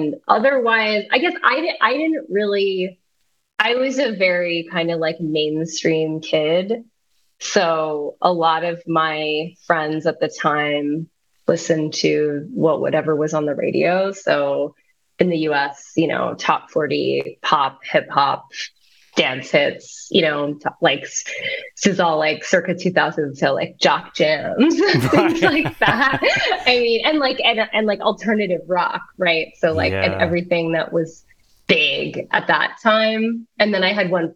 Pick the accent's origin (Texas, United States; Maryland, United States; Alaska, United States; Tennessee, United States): Maryland, United States; Baltimore; also born or lived in New York; I grew up in Baltimore